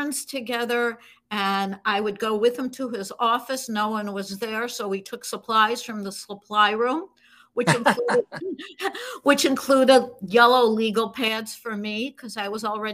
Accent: Buffalo, New York, United States; now in New York City, United States; I grew up in Buffalo, New York

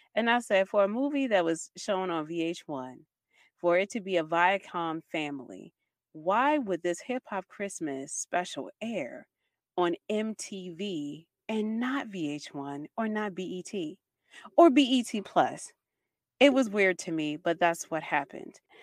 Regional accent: Baltimore, Maryland, United States; I'm from Baltimore City. I live in the part of Baltimore City where there is crime

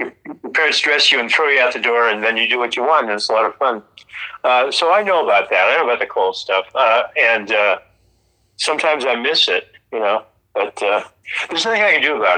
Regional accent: San Francisco, California, United States; also born or lived in Fairmont, Minnesota / Chicago; now in Los Angeles, United States; I was born in Minnesota. I spent a few years there, like three years there. But I grew up in San Francisco.

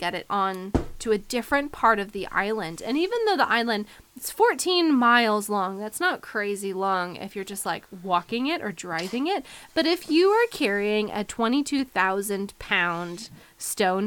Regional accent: United States; I'm an American, I'm a Westerner

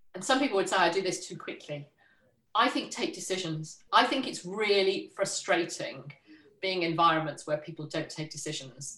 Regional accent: Liverpool, North West England, United Kingdom; moved away; I was born in Liverpool, a bit outside Liverpool, went to school in Liverpool

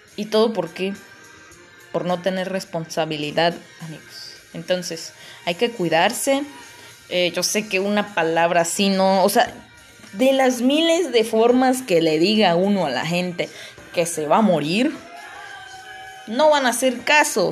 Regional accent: Palenque, Chiapas, Mexico; aquí en Palenque, de donde yo soy

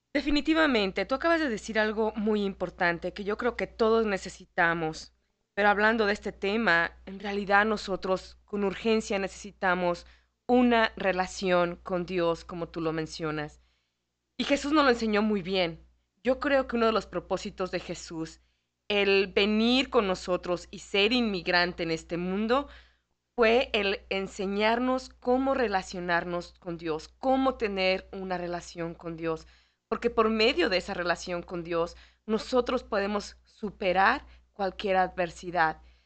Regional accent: Mexico City, Mexico; now in Chicago, United States; en mi país, Ah, yo, soy de la Ciudad de México

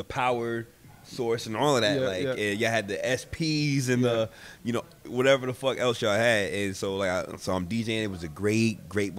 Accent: New York City, New York, United States; I'm from Spanish Harlem

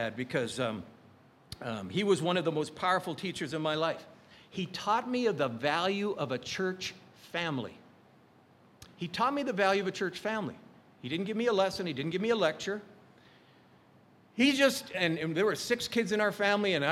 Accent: Calgary, Alberta, Canada; now in Hawaii, United States; we grew up in Calgary, Alberta.

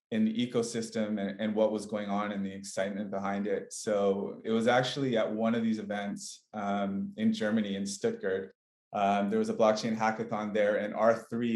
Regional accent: Canada; moved away as an adult; also born or lived in British Columbia / Barcelona, Spain; I'm originally from Canada.

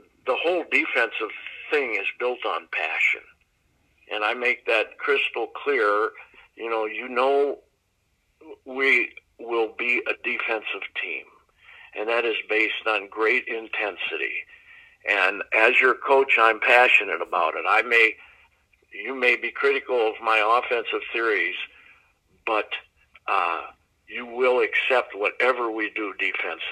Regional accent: Green Bay, Wisconsin, United States; also born or lived in Pittsburgh, Pennsylvania; I grew up in Pittsburgh, PA.

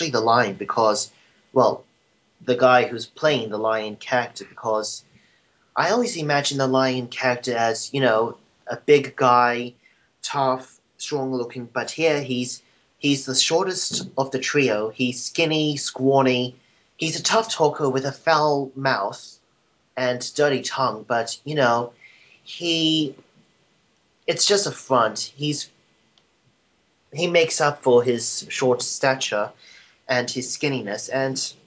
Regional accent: Australia; I am an Australian

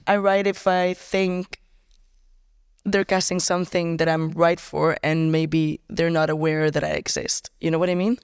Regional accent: Barcelona, Catalonia, Spain; also born or lived in Tarragona area; It was, it was here in Barcelona. I lived here kind of my entire life

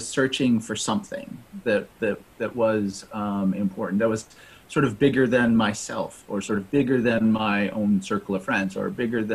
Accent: New England, United States; born and raised in New England, right? Sort of lived in New England all my life

